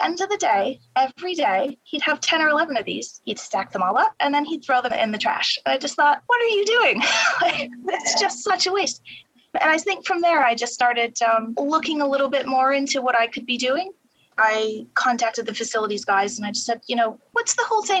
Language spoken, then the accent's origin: English; Buffalo, New York, United States; moved away as an adult; now in London, United Kingdom; I actually started at a nonprofit in my hometown of Buffalo